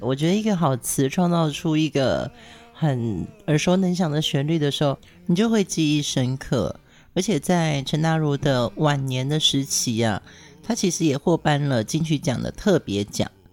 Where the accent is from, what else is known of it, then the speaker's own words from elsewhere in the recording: Pingtung County, Taiwan; 因为我从小在屏东长大